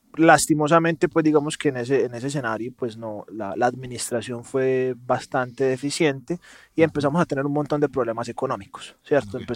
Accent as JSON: {"language": "Spanish", "town": "Medellín", "region": "Antioquia", "country": "Colombia", "accent": "paisa", "said": "de Medellín, Colombia, o sea, paisa. Se me nota mucho con la S arrastrada."}